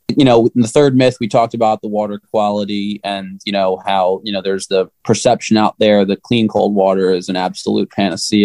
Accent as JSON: {"language": "English", "area": "suburb of Camden", "region": "New Jersey", "country": "United States", "tie": "born or raised there", "moved": "yes", "lives_now": "central Pennsylvania, United States", "said": "I grew up in Jersey"}